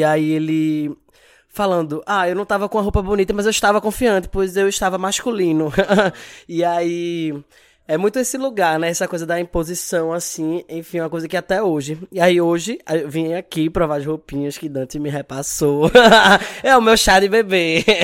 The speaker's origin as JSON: {"language": "Portuguese", "town": "Recife", "region": "Pernambuco", "country": "Brazil", "said": "eu moro aqui em Recife, sou aqui de Recife. Tenho 30 anos"}